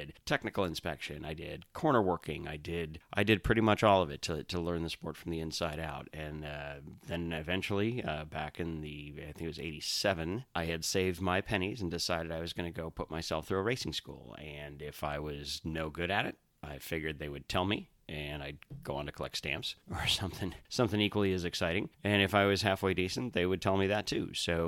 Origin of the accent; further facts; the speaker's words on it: Milwaukee, Wisconsin, United States; I grew up just outside of Milwaukee, Wisconsin, so home track pretty much at that point was State Fair Park in Milwaukee.